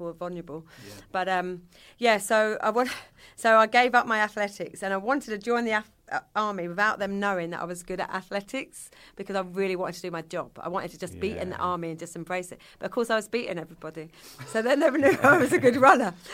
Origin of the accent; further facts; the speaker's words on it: Kent, South East England, United Kingdom; accent: Yorkshire; moved away as an adult; also born or lived in Tunbridge Wells / York; I grew up in Kent